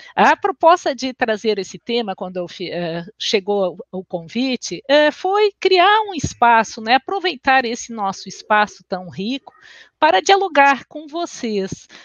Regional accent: Porto Alegre, Rio Grande do Sul, Brazil; accent: gaúcho; now in Florianópolis, Brazil; Eu sou natural de Porto Alegre e resido em Florianópolis. Vocês vão ver que o meu sotaque é um meio caúcho

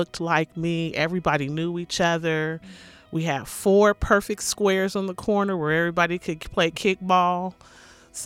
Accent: Portland, Oregon, United States; I'm born and raised in Portland, Oregon

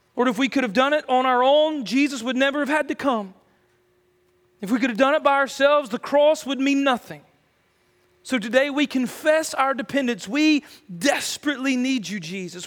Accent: United States

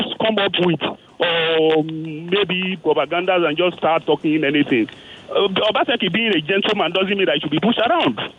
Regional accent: Edo, Nigeria; I am from Edo State

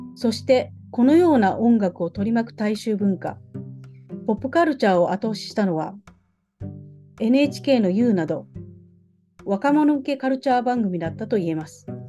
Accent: Takatsuki, Osaka, Japan; 私は大阪の高槻出身

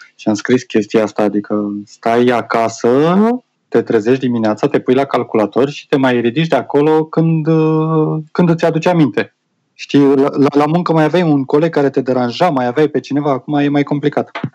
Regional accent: Romania; also born or lived in Chișinău, Moldova; am 5 ani de zile de când am plecat din România și am o lună de când am revenit înapoi

